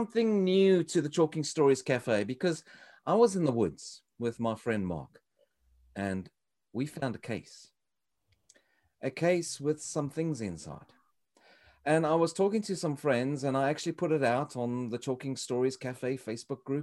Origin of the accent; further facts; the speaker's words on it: South Africa; moved away; You would think I come all the way from South Africa.